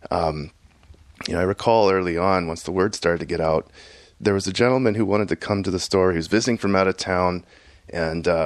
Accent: Houston, Texas, United States; my experience growing up in Houston, Texas was there was no internet that, you know, I could access

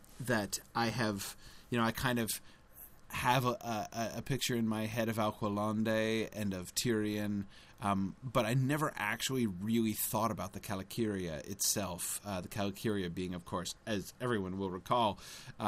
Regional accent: United States; being an American

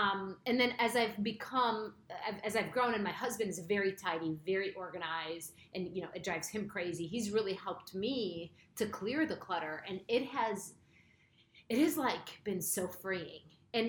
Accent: Lebanon; So I moved around a lot in Lebanon

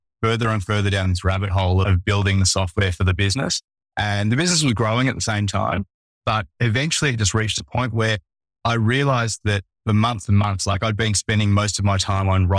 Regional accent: Melbourne, Victoria, Australia; I'm from Melbourne, Australia

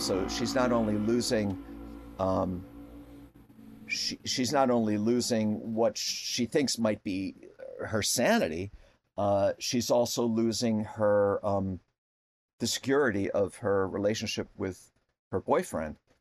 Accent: Connecticut, United States; I grew up in Connecticut

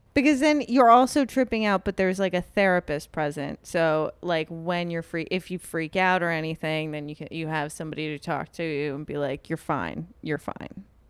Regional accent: New York, United States; I grew up in New York.

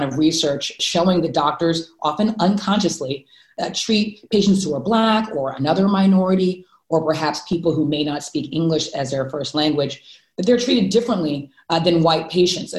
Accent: Houston, Texas, United States; I grew up in Houston, Texas

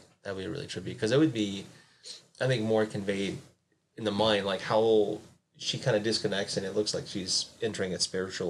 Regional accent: South Carolina, United States; moved away as an adult; I grew up in South Carolina. So before I moved up here, I was staying with my parents at the time.

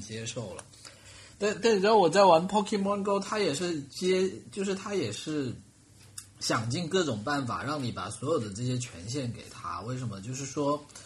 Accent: China; 我们中国人

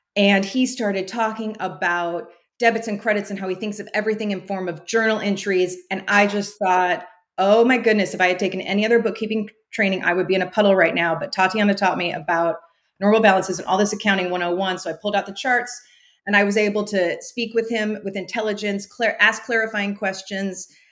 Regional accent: Central Valley, California, United States; moved away as an adult; also born or lived in Pacific Northwest; I grew up in California in the Central Valley

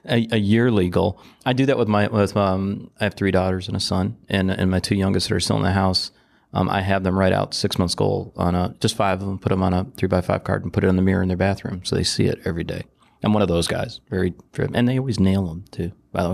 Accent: Detroit, Michigan, United States; Growing up in Detroit

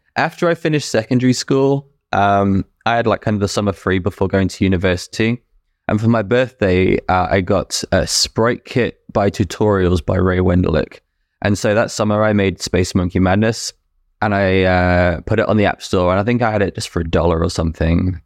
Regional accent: United Kingdom; moved away as an adult; now in New Brunswick, Canada; I was born and raised in the U K, lived there until, uh, August twenty twenty.

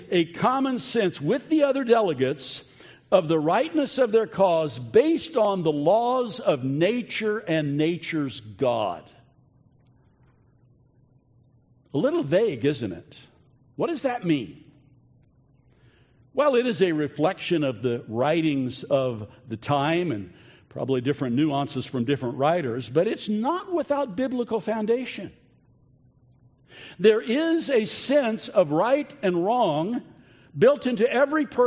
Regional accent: United States; us as American citizens

